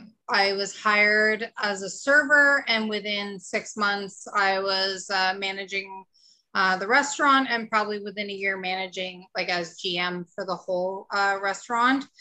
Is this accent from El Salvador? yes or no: no; Chapeau, Quebec, Canada; also born or lived in Edmonton, Alberta; So I was born in Edmonton, Alberta, back in the late 70s. So 43 years old now. And we moved to Chapeau, Quebec when I was in grade 2.